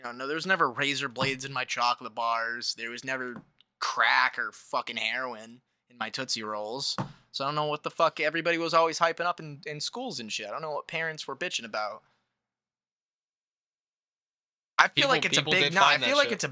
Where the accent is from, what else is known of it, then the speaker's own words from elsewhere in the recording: United States; I'm American